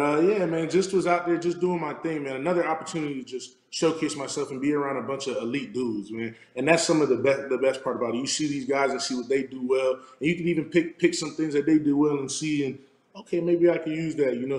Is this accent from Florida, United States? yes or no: yes; South Florida, United States; moved away as an adult; now in Arizona, United States; I'm from South Florida